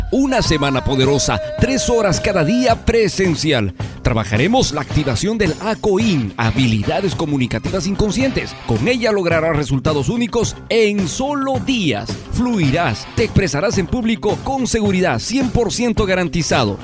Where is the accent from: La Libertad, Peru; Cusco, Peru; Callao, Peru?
Cusco, Peru; now in Lima, Peru; la hermosa tierra del Cusco, la tierra que me vio nacer, mi hermosa ciudad